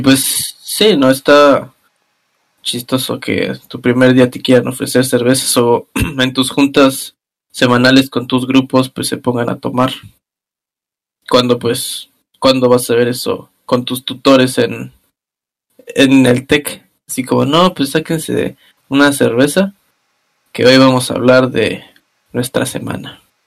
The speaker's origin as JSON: {"language": "Spanish", "country": "Mexico", "moved": "as an adult", "lives_now": "Germany", "said": "mi querido México"}